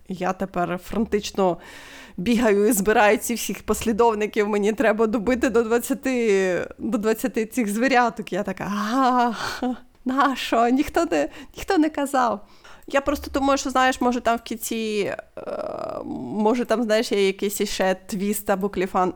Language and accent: Ukrainian; Ukraine; Ми з України.